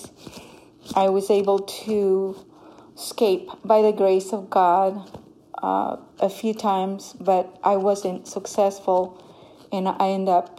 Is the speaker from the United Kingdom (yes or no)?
no; Honduras; moved away; I come from Honduras. I grew up in a very poor village in Honduras.